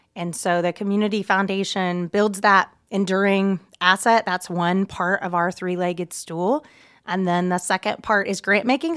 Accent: Muncie, Indiana, United States; I was raised here in Muncie

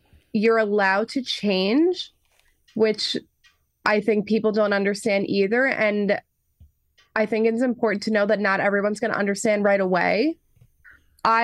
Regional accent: New York, United States; I grew up an only child, and I grew up on Long Island

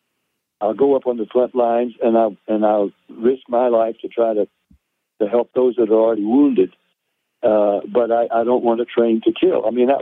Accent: Tennessee, United States; I am a Tennessee boy.

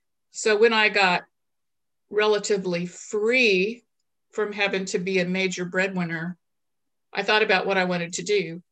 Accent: Little Rock, Arkansas, United States; also born or lived in South Dakota / Maryland; I'm an Air Force brat from a military family. I'm basically from Little Rock, Arkansas, but we've traveled all over the place.

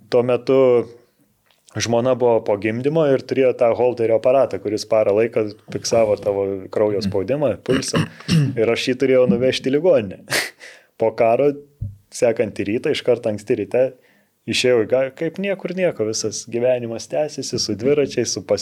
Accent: Lithuania; moved away as an adult; also born or lived in Israel; Tik Lietuvoje esu lietuvis ir gyvensiu Lietuvoje.

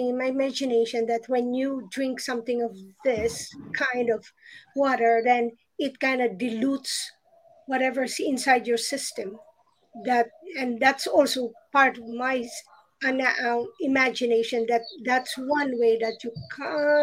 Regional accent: Philippines; I remember growing up in the Philippines

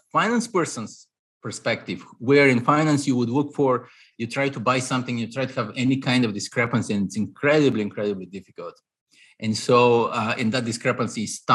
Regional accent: Bulgaria; moved away as an adult; now in New York, United States; I'm Eastern European, Bulgarian originally. So I grew up in Eastern Europe. I came to the US at 22 for my master's

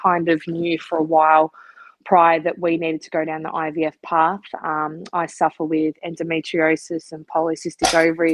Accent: Melbourne, Victoria, Australia; I'm from Melbourne, and that's where we live at the moment

